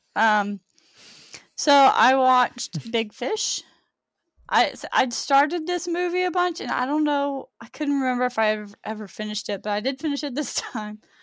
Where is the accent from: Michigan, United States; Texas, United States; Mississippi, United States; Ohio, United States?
Texas, United States; I'm from Texas and I'm proud. Don't make fun of the way I talk